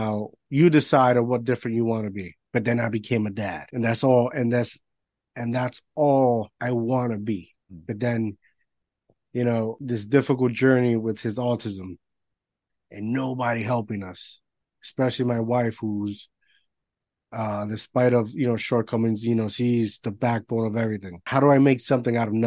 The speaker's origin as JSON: {"language": "English", "country": "Puerto Rico", "tie": "born or raised there", "said": "I grew up in Puerto Rico"}